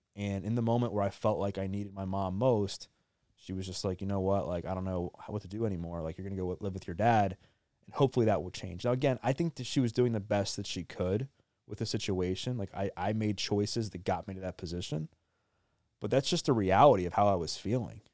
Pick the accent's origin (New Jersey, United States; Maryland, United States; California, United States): Maryland, United States; I grew up in Maryland, born and raised, still live there now